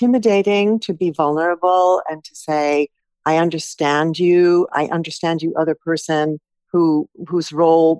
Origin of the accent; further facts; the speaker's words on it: United States; also born or lived in Stuttgart, Germany; me being American